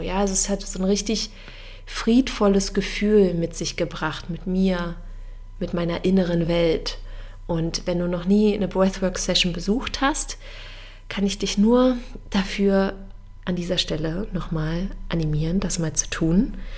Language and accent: German; Germany; bei uns in Deutschland